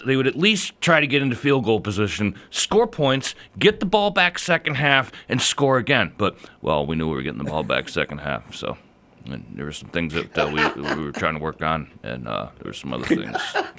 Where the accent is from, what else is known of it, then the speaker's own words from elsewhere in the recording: the South, United States; accent: southern; I should have a better southern accent because I'm from the South